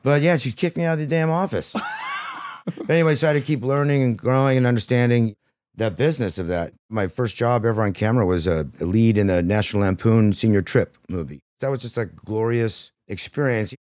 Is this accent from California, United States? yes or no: yes; Modesto, California, United States; I grew up in Modesto, California